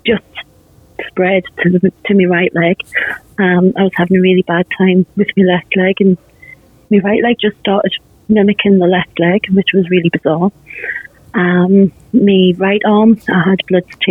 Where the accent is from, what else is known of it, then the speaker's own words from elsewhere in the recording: England, United Kingdom; I'm from England